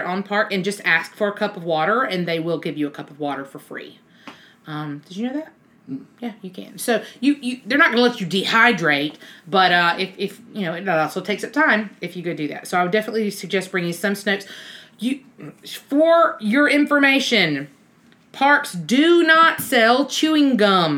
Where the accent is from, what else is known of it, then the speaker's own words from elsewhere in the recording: Alabama, United States; We're from Alabama